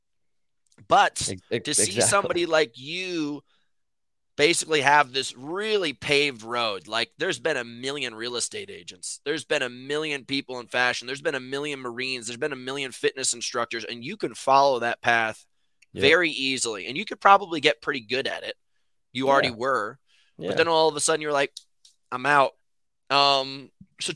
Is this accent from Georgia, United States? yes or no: no; New York City, New York, United States; I'm from New York City